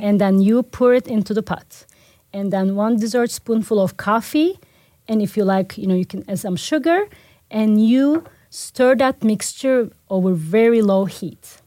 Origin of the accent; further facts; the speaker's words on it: Turkey; moved away as an adult; the awareness for my home country was very low.